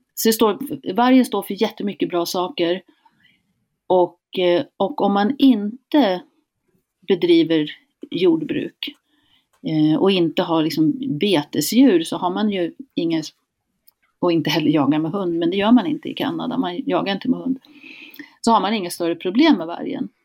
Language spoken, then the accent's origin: Swedish; Hälsingland, Gävleborg County, Sweden; also born or lived in Canada; Jag kommer från Hälsingland, här har folk bott i tusentals år